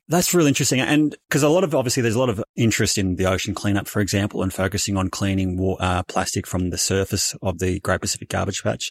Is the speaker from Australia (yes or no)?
yes; Bendigo, Victoria, Australia; originally born and raised in Bendigo in country Victoria